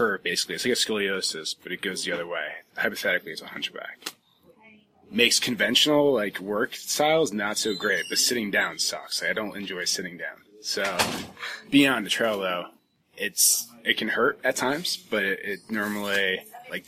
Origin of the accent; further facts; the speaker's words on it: Jackson, New Jersey, United States; moved away; I'm originally from New Jersey, Jackson, New Jersey, sort of coastal area